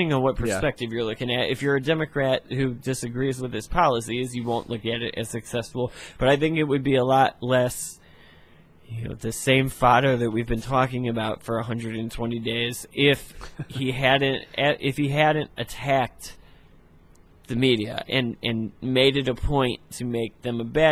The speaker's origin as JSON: {"language": "English", "country": "United States", "said": "as the American people"}